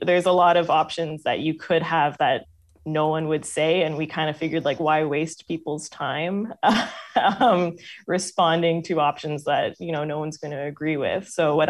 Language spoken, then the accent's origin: English; Toronto, Ontario, Canada; I'm a Toronto girl in my heart, but when I'm speaking carefully, I will say Toronto with a T instead of a C-H.